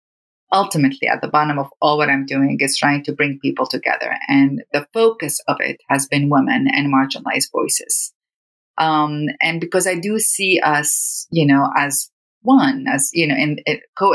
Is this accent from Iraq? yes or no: yes; Iraq; moved away as an adult; now in United States; Growing up in Iraq was a combination of fear.